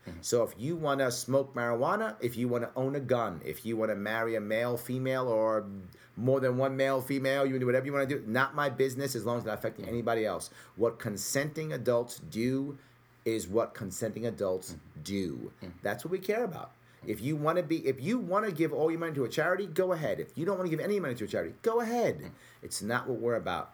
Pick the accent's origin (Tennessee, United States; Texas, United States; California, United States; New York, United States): New York, United States; New York City; a small kid growing up in the Bronx